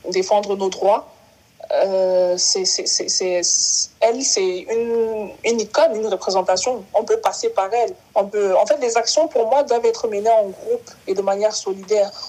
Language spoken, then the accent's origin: French; Cameroon; born there; Je suis née au Cameroun. Je suis repartie au Cameroun plusieurs fois.